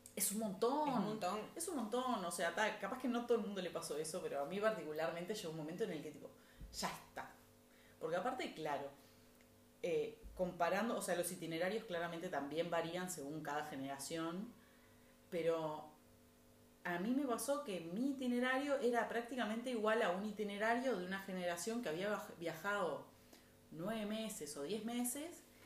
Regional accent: Montevideo, Uruguay; los padres de mis abuelos también son uruguayos

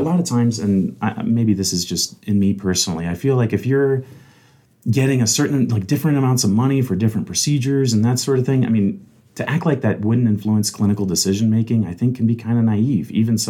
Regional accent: Fort Benning, Georgia, United States; born there; also born or lived in Alabama / Kentucky / Tennessee / Texas; My dad was in the Army. I was born in Fort Benning, Georgia, a very common military post, and I actually lived there four different times throughout my childhood.

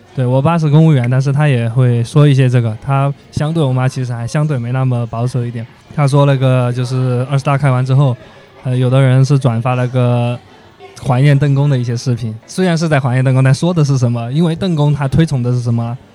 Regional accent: Sichuan, China; now in Hangzhou, China; 我们在的那个四川的十八线小县城

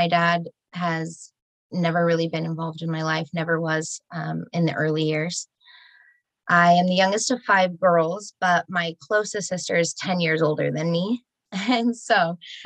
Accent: Murray, Utah, United States; also born or lived in Sandy, Utah; now in St. George, United States; I was born in Sandy. Raised Uh-oh. In Murray, but only until I was about 7

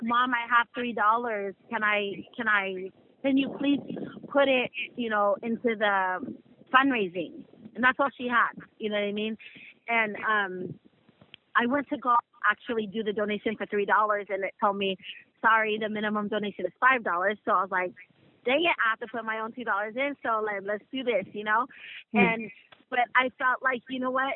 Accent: the Bay Area, California, United States; moved away; we're from the Bay

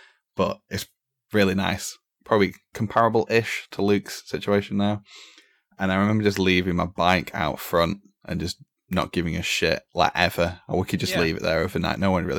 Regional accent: Blackpool, North West England, United Kingdom; also born or lived in Wesham; I'm from Blackpool, and my family's from Blackpool, and down the road, like 2 minutes, which is where I originally was like born and lived till I was like 4 or 5. And we moved because the next door neighbors got robbed.

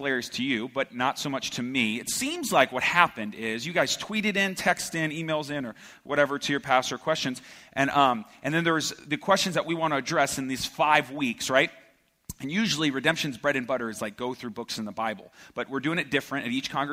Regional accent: United States; I was born and raised here in the Valley

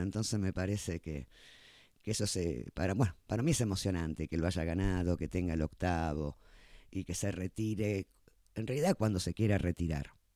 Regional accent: Argentina; somos argentinos

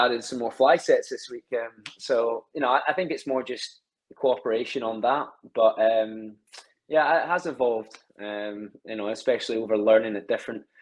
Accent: Alloa, Scotland, United Kingdom; also born or lived in Glasgow; now in Stirling, United Kingdom; I grew up about 10 minutes away from Stirling in a place called Alloa

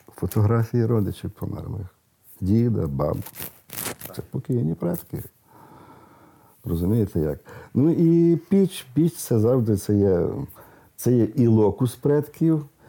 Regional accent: Western Ukraine, Ukraine; в деяких місцевостях у нас на заході

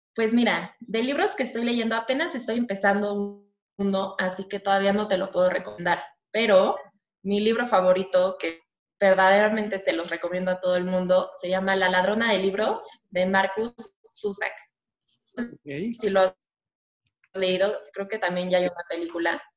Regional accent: Mexico; yo nací aquí en México, eh, tengo un hermano más chico que yo, le llevo dos años, hemos vivido aquí toda, mi, toda nuestra vida

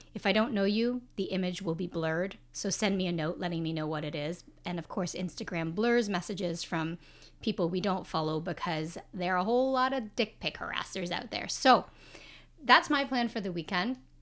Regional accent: Canada; as a Canadian

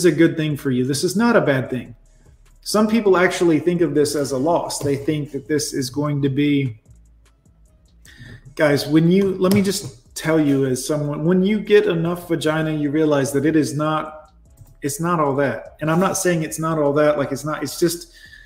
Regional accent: United States; I'm American as apple pie.

